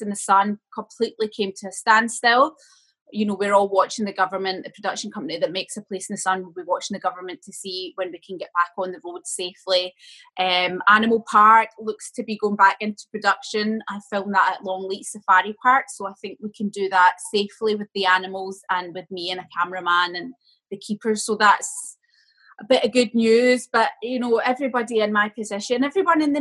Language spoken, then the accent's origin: English; Port Glasgow, Scotland, United Kingdom; accent: Port Glasgow; moved away as an adult; I've got a Port Glasgow accent. No matter where I live in the world, I'll always have this ingrained in me. You know, it was the first 18 years of my life. And growing up in Port Glasgow definitely has made me who I am